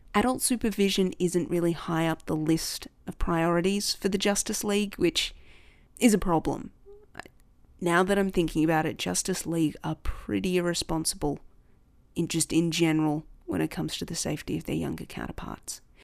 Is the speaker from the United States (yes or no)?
no; Australia